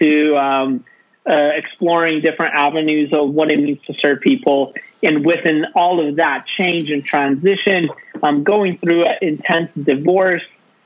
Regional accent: Bellingham, Washington, United States; also born or lived in St. Augustine, Florida; I grew up here in Bellingham and had family and connections

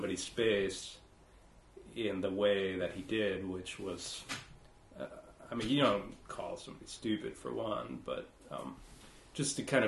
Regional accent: Iowa, United States; born or raised there; moved away as an adult; also born or lived in Appleton, Wisconsin; now in Wisconsin, United States

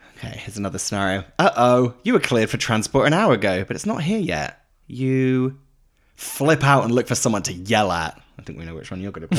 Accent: United Kingdom; now in United States; as British people

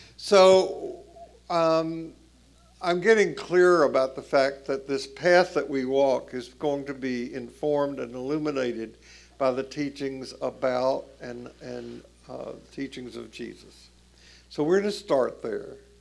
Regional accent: Tennessee, United States; I grew up in Jim Crow South, Tennessee

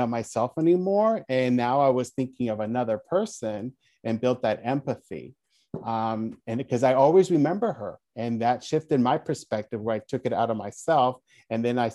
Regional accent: Glendale, California, United States; also born or lived in Mexico; I grew up in Glendale. I was born in Mexico, but as an infant, I call it shipped

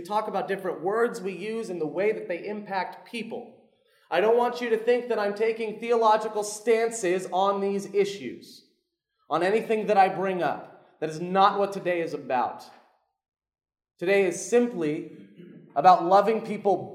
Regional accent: Orlando, Florida, United States; now in South Carolina, United States; I'm from Orlando, but I live in South Carolina

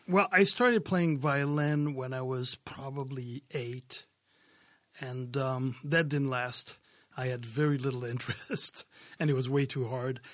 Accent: France; moved away as an adult; also born or lived in Brooklyn, New York, United States / San Diego, United States; growing up in France, there was a lot of pop, and in the south of France, there was a lot of gypsy music

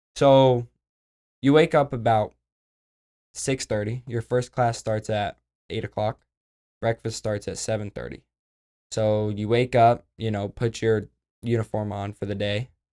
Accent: Oklahoma, United States; I'm from Oklahoma

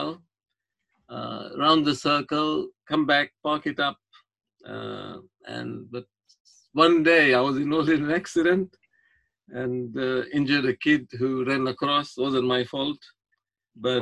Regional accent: Kenya; also born or lived in Nakuru, Kenya / India; I was born in Nakuru in Kenya

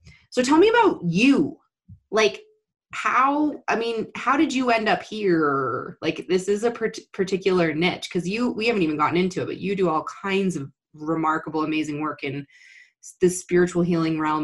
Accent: New York, United States; born or raised there

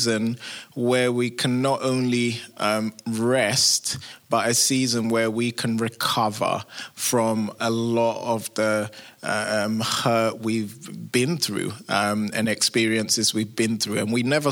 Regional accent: London, United Kingdom; moved away as an adult; now in United States; you can tell I'm not from America, originally from England, London

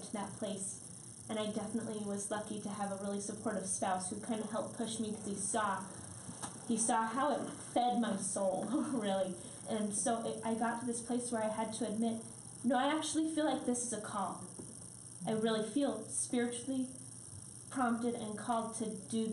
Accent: California, United States; now in Utah, United States; I grew up in California, moved to Utah, went to school here.

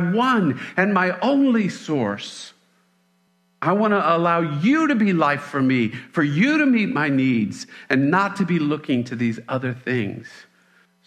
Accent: Mississippi, United States; I'm from Mississippi.

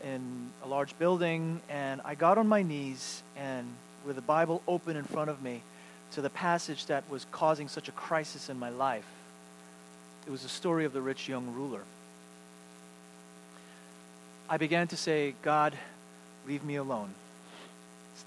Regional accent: New York, United States; moved away as an adult; also born or lived in Seattle; now in Texas, United States; I have not returned home as a resident, as a New Yorker anymore. I can't even rightfully call myself a New Yorker.

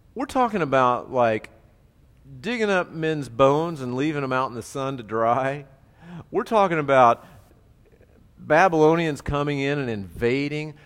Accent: United States; I'm an American

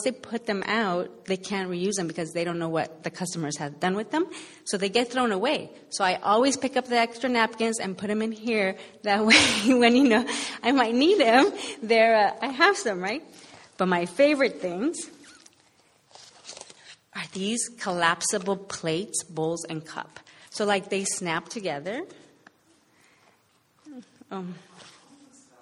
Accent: Los Angeles, California, United States; moved away as an adult; also born or lived in Boston; I struggled to kind of find myself at home in L.A., even though I grew up here

